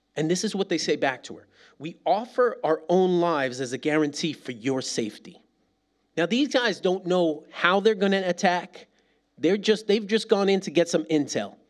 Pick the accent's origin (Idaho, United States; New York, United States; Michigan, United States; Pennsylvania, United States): New York, United States; now in Birmingham, United States; I am a New Yorker.